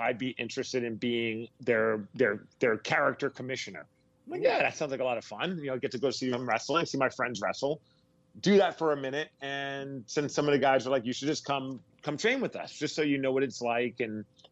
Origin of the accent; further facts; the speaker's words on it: New York City, New York, United States; now in Seattle, United States; I grew up in Brooklyn, New York, and I live in Seattle now